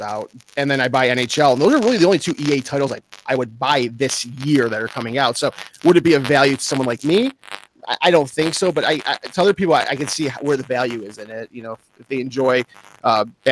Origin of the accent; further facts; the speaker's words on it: Detroit, Michigan, United States; I'm from Detroit